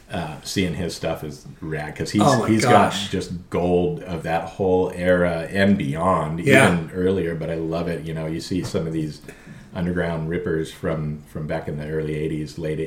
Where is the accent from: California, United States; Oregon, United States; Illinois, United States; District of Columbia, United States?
California, United States; El Toro; also born or lived in Inglewood, California; I grew up in inland, which, you know, I grew up in El Toro. I went to El Toro High School.